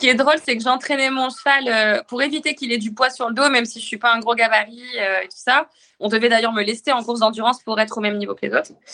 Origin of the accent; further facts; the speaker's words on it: northern France, France; moved away as an adult; also born or lived in Arras / Rouen; now in Le Havre, France; Je suis originaire du nord de la France